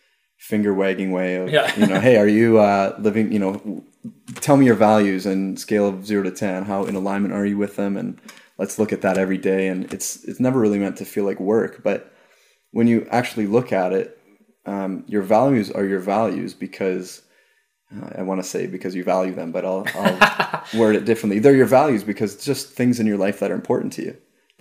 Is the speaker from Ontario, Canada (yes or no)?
yes; Ajax, Ontario, Canada; moved away; also born or lived in St. Joseph's / Toronto; I was born in St. Joseph's, and I grew up in Ajax. So it's a suburb